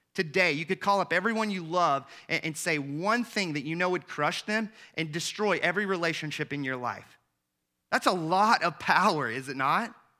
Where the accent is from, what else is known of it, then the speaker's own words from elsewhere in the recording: the South, United States; I grew up in the South